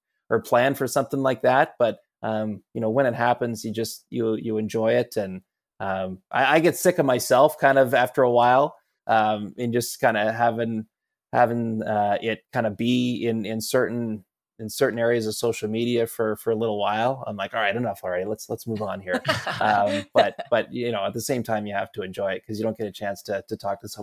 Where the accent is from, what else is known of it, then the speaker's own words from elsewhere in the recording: Vancouver Island, British Columbia, Canada; moved away as an adult; now in Toronto, Canada; I grew up on Vancouver Island. I didn't go to my first like real concert till like I moved to Toronto to work for Sportsnet. And I was, you know, in my 20s at that point.